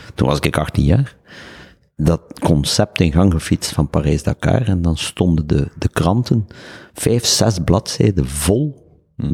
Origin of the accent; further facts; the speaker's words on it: Ghent, Flanders, Belgium; Ik ben opgevoed bij de Jesuites in Barbara College